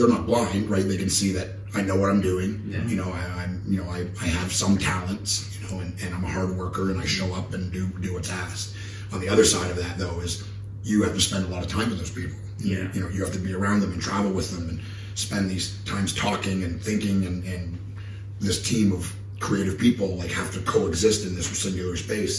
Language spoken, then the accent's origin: English; Canada; me and my friends, we grew up in Canada